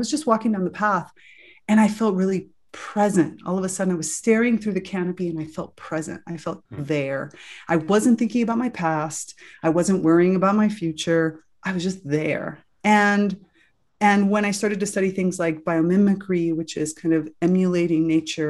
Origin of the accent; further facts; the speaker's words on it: South Florida, United States; I grew up in South Florida, you know, lots of beach, lots of sun